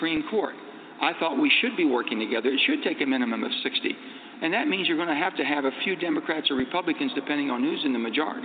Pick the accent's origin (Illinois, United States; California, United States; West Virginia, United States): West Virginia, United States; how I was raised in West Virginia